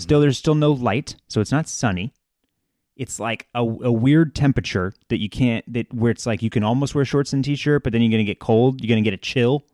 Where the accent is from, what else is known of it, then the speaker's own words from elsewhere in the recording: Texas, United States; we're from Texas